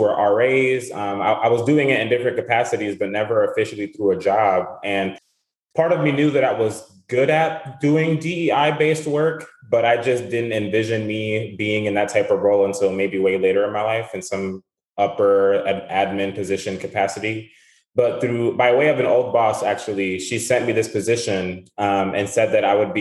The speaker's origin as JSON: {"language": "English", "town": "Providence", "region": "Rhode Island", "country": "United States", "tie": "born or raised there", "also_born_or_lived": "Kingston, Rhode Island", "moved": "as an adult", "lives_now": "New Hampshire, United States", "said": "I grew up in Providence, Rhode Island. So not too far from New Hampshire, where I'm currently at."}